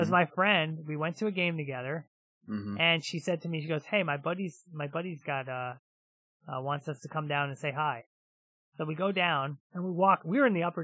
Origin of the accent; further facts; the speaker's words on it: New Jersey, United States; I'm from New Jersey.